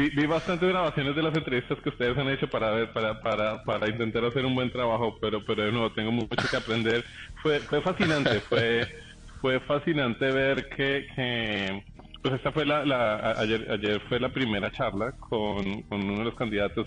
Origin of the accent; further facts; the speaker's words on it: Colombia; somos colombianos